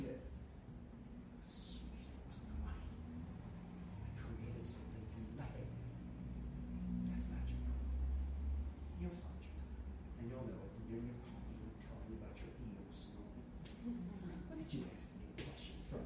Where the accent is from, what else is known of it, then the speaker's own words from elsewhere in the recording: Philadelphia, Pennsylvania, United States; moved away as an adult; now in Costa Rica; I'm from Philly